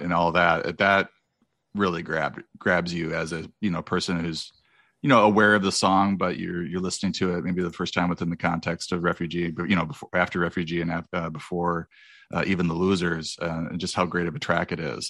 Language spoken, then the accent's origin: English; Wisconsin, United States; moved away as an adult; also born or lived in Memphis, Tennessee; now in California, United States; I grew up in Wisconsin